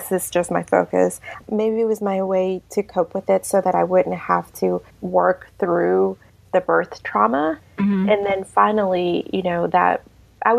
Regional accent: Mexico; also born or lived in Savannah, Georgia; now in Lincoln, United States; I'm from Mexico. That's where I'm from originally

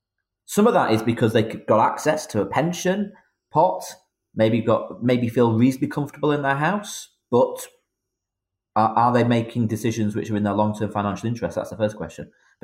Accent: Northern England, United Kingdom; although I sit for a Midlands constituency, I'm a Northerner, as you highlighted

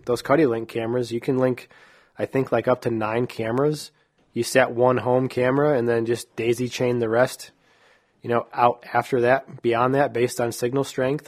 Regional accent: New York, United States; moved away as an adult; also born or lived in Texas; growing up in New York

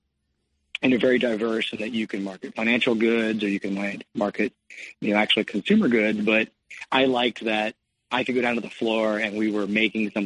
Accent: Cincinnati, Ohio, United States; also born or lived in California; I grew up in Cincinnati, Ohio

